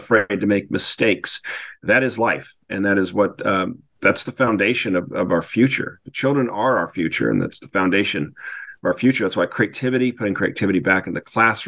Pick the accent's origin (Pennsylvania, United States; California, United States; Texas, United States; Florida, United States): California, United States; Newport Beach; moved away as an adult; also born or lived in Wellesley, Massachusetts / San Diego, California; I was raised in Corona del Mar, which is in Newport Beach, California